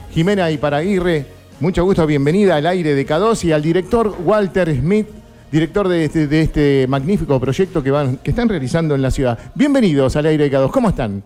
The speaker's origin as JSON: {"language": "Spanish", "town": "Banfield", "region": "Buenos Aires Province", "country": "Argentina", "said": "yo soy del sur del Gran Buenos Aires, de Banfield"}